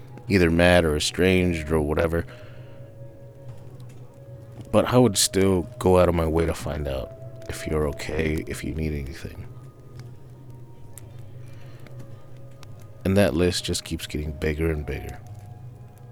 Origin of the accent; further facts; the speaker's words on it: California, United States; we're from the same West Coast. We're from California